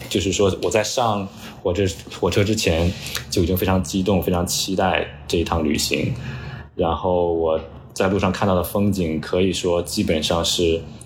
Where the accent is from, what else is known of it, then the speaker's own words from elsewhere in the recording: Hebei, China; now in New York, United States; 我的老家河北